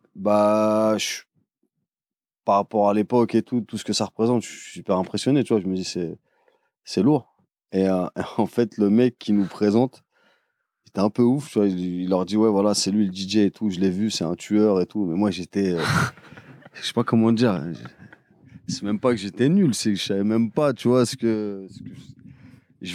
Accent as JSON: {"language": "French", "town": "Paris", "region": "Île-de-France", "country": "France", "said": "je suis de Paris"}